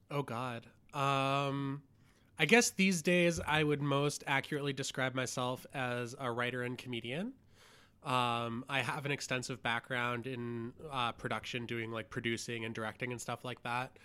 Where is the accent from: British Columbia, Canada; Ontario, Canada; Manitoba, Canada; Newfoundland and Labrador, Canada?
Ontario, Canada; Hamilton; And I grew up in Hamilton with a dad who was like a forklift driver.